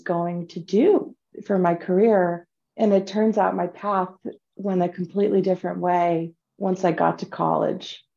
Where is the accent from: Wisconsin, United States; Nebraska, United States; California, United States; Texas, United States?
California, United States; San Bruno; I grew up in the San Francisco Bay Area in San Bruno, California